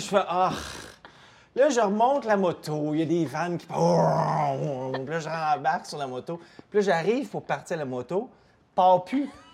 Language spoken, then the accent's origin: French; Chesterville, Quebec, Canada; je viens de Chesterville, c'est un petit village proche d'Amnord